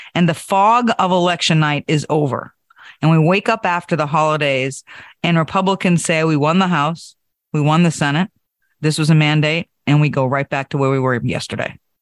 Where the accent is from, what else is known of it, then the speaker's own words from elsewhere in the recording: New Hampshire, United States; my home state of New Hampshire